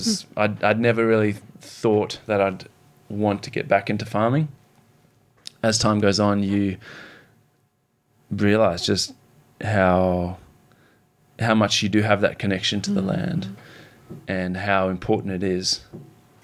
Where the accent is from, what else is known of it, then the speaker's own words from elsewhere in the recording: Zimbabwe; now in Australia; growing up in Zimbabwe, seeing the political and economic turmoil there